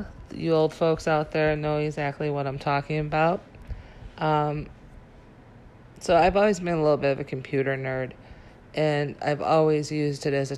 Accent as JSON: {"language": "English", "region": "Illinois", "country": "United States", "tie": "born or raised there", "also_born_or_lived": "California / Wisconsin / Memphis, Tennessee / Chicago", "moved": "as an adult", "said": "I was born in California, but we moved to Illinois when I was 2. And I lived here in Illinois probably"}